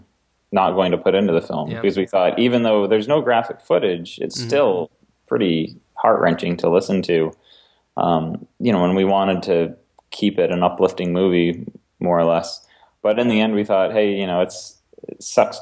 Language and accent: English; Maine, United States; I grew up in Maine